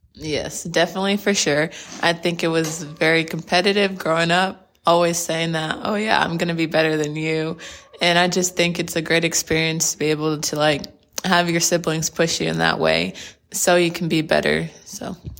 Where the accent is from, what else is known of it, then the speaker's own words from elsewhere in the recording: Plano, Texas, United States; I'm from Plano, Texas, which is based out of the Dallas area